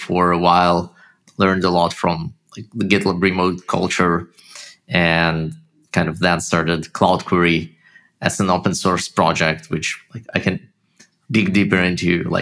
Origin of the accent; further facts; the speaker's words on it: Haifa, Haifa District, Israel; accent: Russian; also born or lived in Russia; I grew up in Israel, in Haifa, it's the north